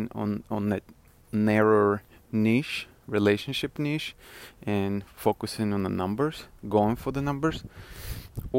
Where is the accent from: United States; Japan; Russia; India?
Russia; accent: Russian; moved away; I am originally from Russia and I'm a first generation immigrant